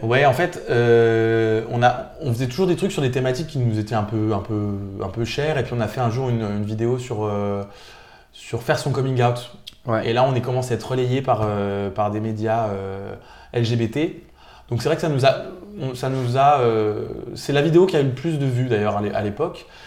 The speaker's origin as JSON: {"language": "French", "town": "Nancy", "region": "Grand Est", "country": "France", "tie": "born or raised there", "said": "je suis de Nancy. Je suis né euh, à Nancy."}